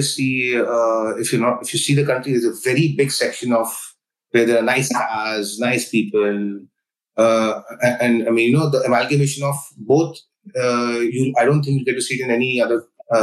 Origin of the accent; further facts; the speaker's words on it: India; where I come from India